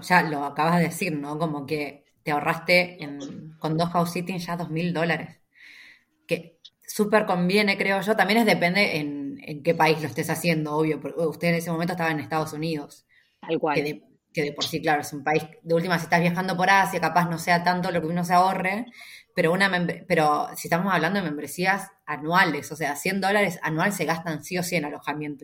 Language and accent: Spanish; Junín, Buenos Aires Province, Argentina; Fran y yo somos de Junín, las dos, ¿no? Esta ciudad, eh, la provincia de Buenos Aires